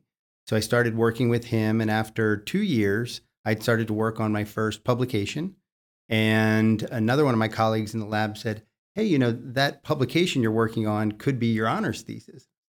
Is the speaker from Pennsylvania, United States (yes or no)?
yes; York County, Pennsylvania, United States; So I grew up in York County, Pennsylvania. It was a wonderful neighborhood experience